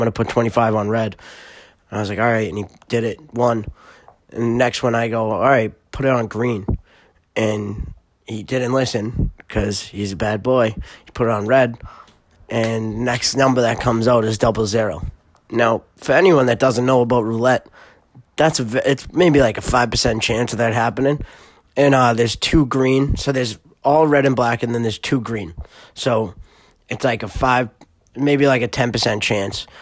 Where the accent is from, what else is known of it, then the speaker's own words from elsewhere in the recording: Massachusetts, United States; I'm born in Massachusetts, obviously, born in Massachusetts, lived here my whole life